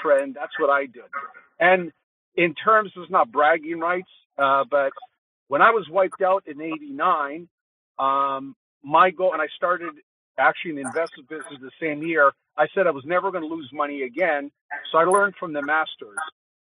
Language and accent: English; Toronto, Ontario, Canada; I grew up in Toronto.